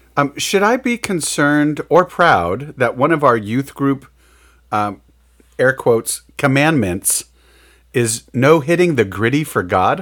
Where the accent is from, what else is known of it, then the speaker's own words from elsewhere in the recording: Midwest, United States; we're from the Midwest